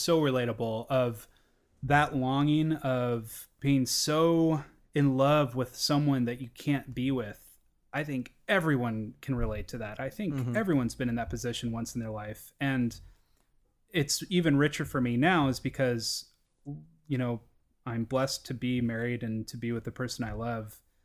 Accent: Pacific Northwest, United States; I grew up in the Pacific Northwest near the urban core

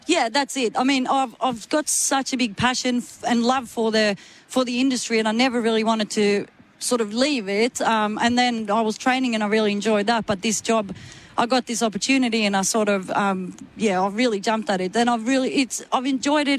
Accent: Sweden; moved away as an adult; I come from Sweden

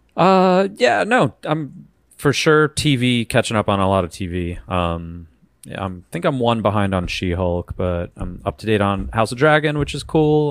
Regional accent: Long Island, New York, United States; I'm from Long Island, which, that's where I'm from

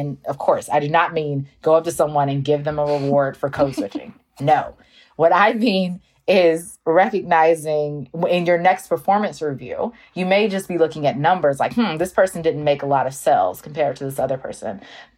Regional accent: North Carolina, United States; So now when I tell people I'm from North Carolina, they're like, you don't have an accent. You're not Southern. It's like, I am Southern.

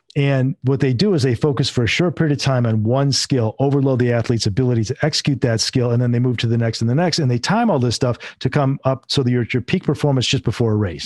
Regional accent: Northern Michigan, United States; I'm originally from Michigan, and I was in Northern Michigan, grew up and raised there

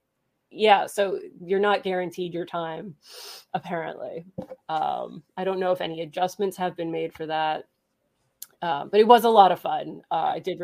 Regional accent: New Jersey, United States; now in Pennsylvania, United States; I grew up in New Jersey, and so Six Flags was my jam. I live in Pennsylvania now.

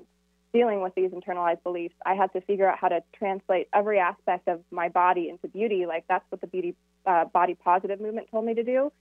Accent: Camano Island, Washington, United States; moved away; also born or lived in Phoenix, Arizona; I grew up on Camino Island

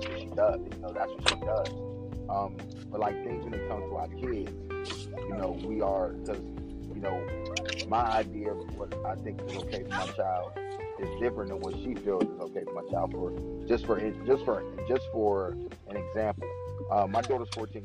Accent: Washington, District of Columbia, United States; now in Cumberland, United States; I'm out here in Cumberland, Maryland, dude, and I'm from Washington, D.C.

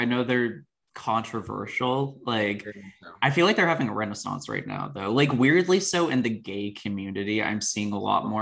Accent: Maryland, United States; I'm from Maryland

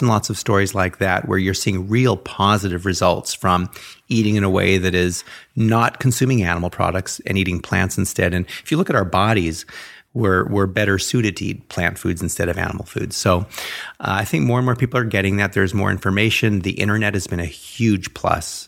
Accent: Los Angeles, California, United States; growing up in the Hollywood Hills

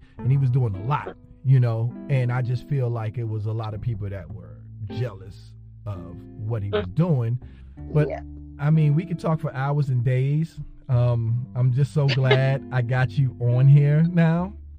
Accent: New Jersey, United States; Well, originally I'm from New Jersey, so I got to see a lot of different originally I'm from New Jersey, so I got to see a lot of different cultures and how everybody got down.

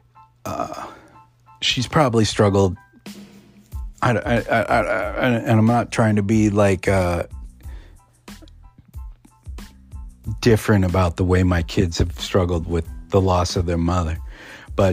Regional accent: United States; being an Indian or being a Native American

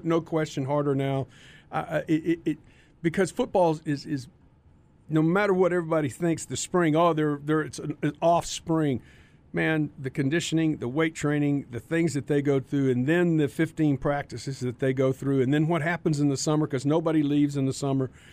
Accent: Carrollton, Texas, United States; I was from Carrollton.

